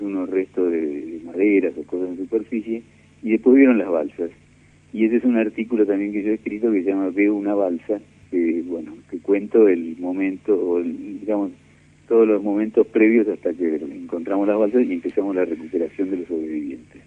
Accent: Buenos Aires, Argentina; also born or lived in Mar del Plata; Yo nací en Mar del Plata en el año 1951, pero no viví mucho en Mar del Plata. Me siento más porteño que otra cosa.

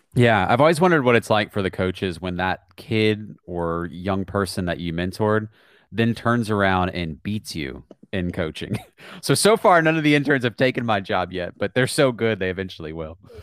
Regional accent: Charlottesville, Virginia, United States; I grew up outside of Charlottesville

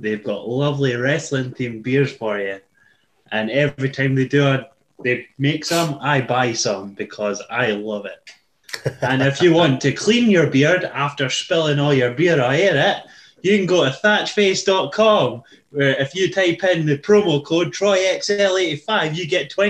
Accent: Birmingham, West Midlands, United Kingdom; I'm from Birmingham.

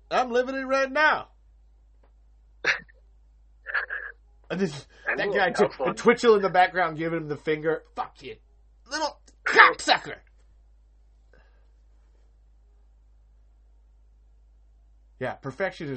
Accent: Iowa, United States; I'm from Iowa

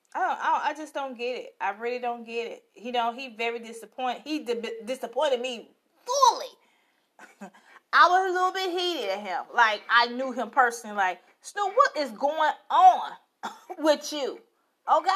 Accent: Chicago, Illinois, United States; I'm live from Chicago, like always. Chi-town. So sweet. Yes, I am from it.

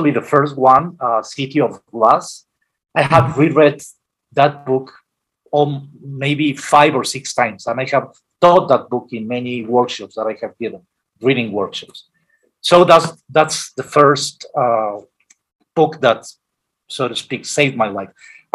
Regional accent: Guadalajara, Jalisco, Mexico; moved away as an adult; also born or lived in Mexico City; coming from Guadalajara, my hometown, to Mexico City

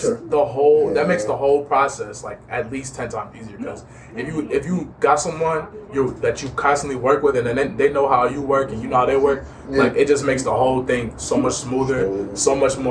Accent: Chicago, Illinois, United States; I'm from the Chicagoland area.

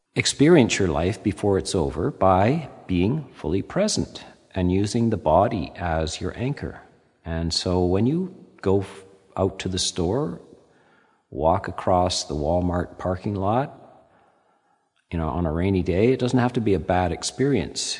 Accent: Canada; being Canadian

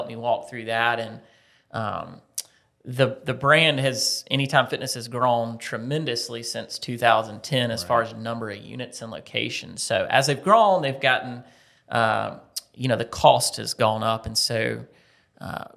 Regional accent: Lancaster, South Carolina, United States; moved away as an adult; now in Columbia, United States; I grew up in Lancaster, South Carolina, okay. About 60 miles north.

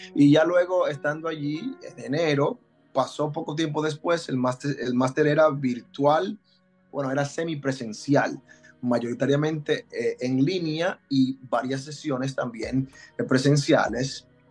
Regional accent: Dominican Republic; moved away as an adult; also born or lived in Puerto Rico; now in Orlando, United States; Emigré de República Dominicana hace tres años

